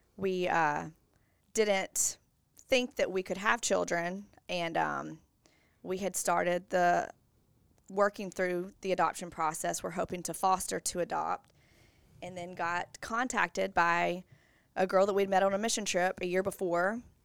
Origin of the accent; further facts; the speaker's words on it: Bossier City, Louisiana, United States; I'm from Bossier, born and raised